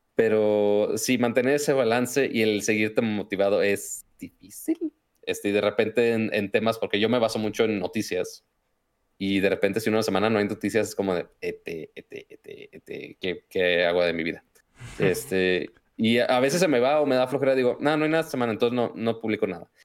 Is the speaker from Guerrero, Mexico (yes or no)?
no; Monterrey, Nuevo León, Mexico; accent: norteño; yo soy de Monterrey, entonces es el otro tipo de norteño